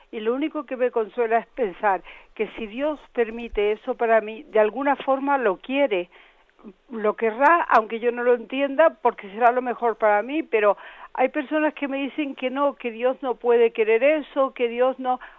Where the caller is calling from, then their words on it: Madrid, Community of Madrid, Spain; Buenos días, Monseñor … de Madrid.